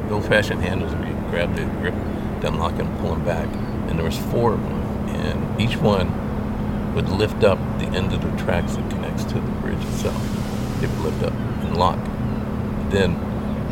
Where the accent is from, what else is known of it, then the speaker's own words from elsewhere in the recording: Fremont, California, United States; growing up in Fremont. Born in Fremont in 51.